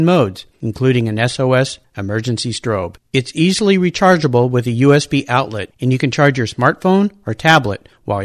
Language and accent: English; La Jolla, California, United States; I grew up in La Jolla and familiar with the area